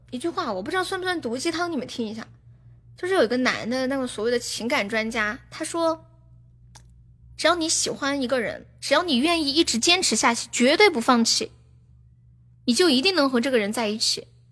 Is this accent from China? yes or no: yes; Sichuan, China; 我是四川人